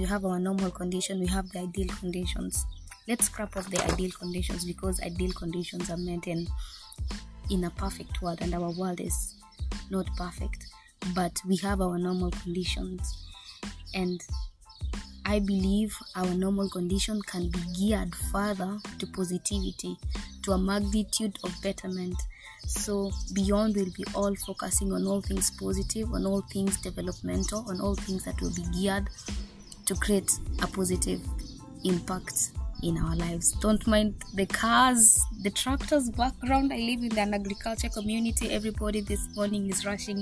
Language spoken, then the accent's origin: English; Kenya; moved away as an adult; also born or lived in Negev Desert, Israel; now in Israel; I'm currently living in Israel, in the Negev Desert. I'm here for internship, but I am a Kenyan.